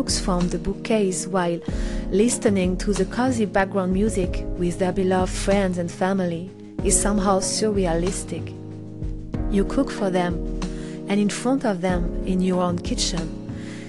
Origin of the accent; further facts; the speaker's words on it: Normandy, France; accent: French; English is a second language; now in Paris, France; I grew up in the Normandy countryside in a family house